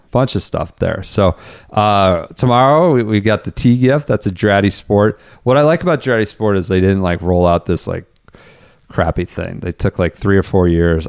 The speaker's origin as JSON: {"language": "English", "country": "United States", "said": "U S, I'm an American"}